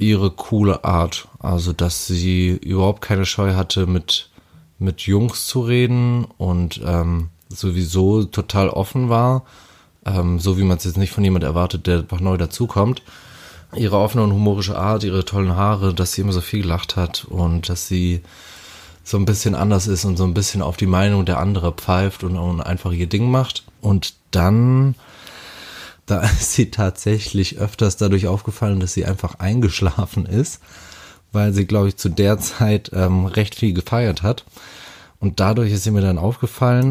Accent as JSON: {"language": "German", "region": "Hamburg", "country": "Germany", "said": "ich komme aus Hamburg, bin 30 Jahre jung geworden"}